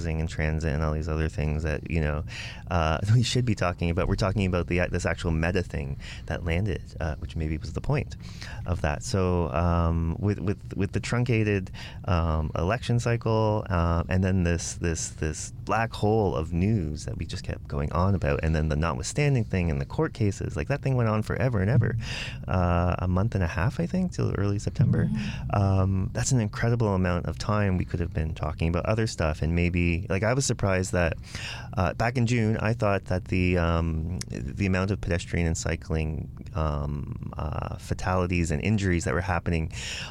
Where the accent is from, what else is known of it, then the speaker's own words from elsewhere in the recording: Windsor, Ontario, Canada; moved away as an adult; now in Toronto, Canada; I did two poli-sci degrees in Windsor, my hometown